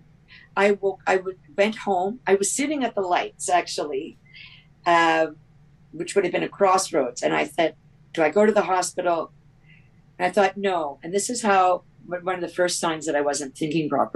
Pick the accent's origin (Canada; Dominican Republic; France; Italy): Canada; I'm from Canada